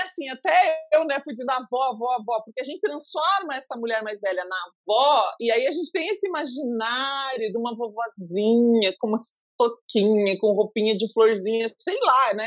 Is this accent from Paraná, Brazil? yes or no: yes; Pato Branco, Paraná, Brazil; Eu sou de Pato Branco